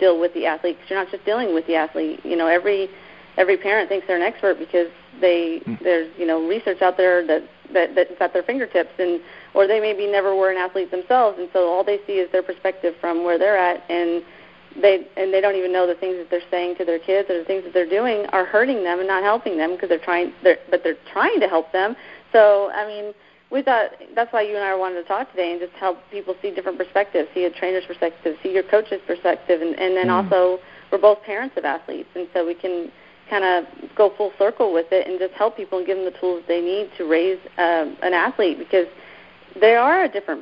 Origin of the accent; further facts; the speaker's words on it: Keller, Texas, United States; also born or lived in New York; My parents moved us down to Texas when I was like 10. And so we were raised in this little town called Keller, Texas